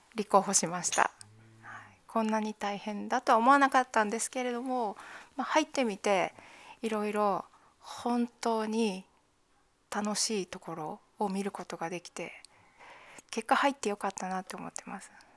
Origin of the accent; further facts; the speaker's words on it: Japan; moved away as an adult; ここの日本っていうのは私にとっては母国であり